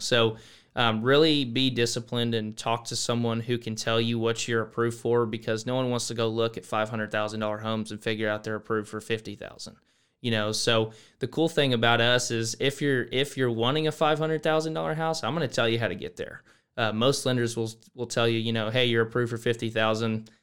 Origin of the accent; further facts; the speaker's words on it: Boerne, Texas, United States; moved away as an adult; now in College Station, United States; I'm from Burney, Texas. Um, really came from, um, that area, a little small town right outside San Antonio